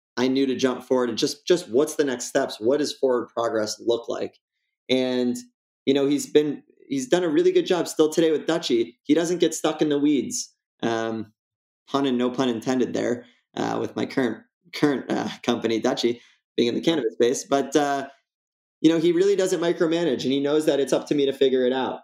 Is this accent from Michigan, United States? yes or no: yes; West Bloomfield, Michigan, United States; I was born in West Bloomfield uh, 1987. I'm 33 years old today. And uh, it's a suburb of Detroit